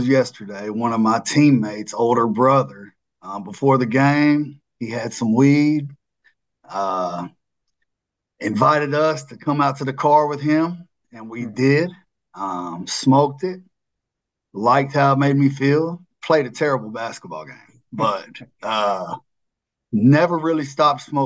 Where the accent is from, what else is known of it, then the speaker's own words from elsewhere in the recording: Mount Juliet, Tennessee, United States; I grew up in Mount Juliet